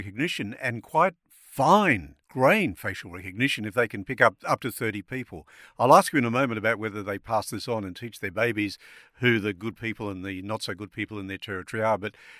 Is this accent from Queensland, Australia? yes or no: yes; Brisbane, Queensland, Australia; I grew up in Brisbane, your part of the world as well